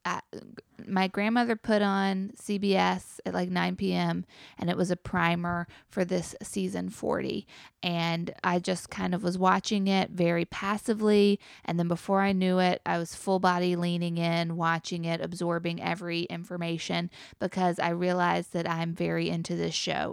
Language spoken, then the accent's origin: English; Chapel Hill, North Carolina, United States; also born or lived in Chatham County, North Carolina; I grew up in Chapel Hill